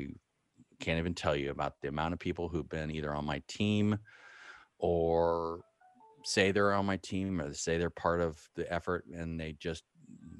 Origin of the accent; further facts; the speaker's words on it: Marin County, California, United States; growing up in Marin County